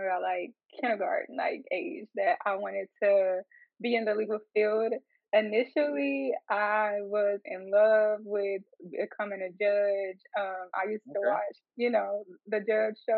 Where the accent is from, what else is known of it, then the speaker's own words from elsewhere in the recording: Arkansas, United States; I'm from Arkansas